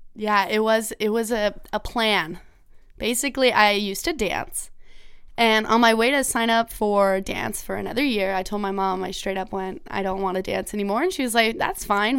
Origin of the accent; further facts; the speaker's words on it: Ontario, Canada; I grew up in Ontario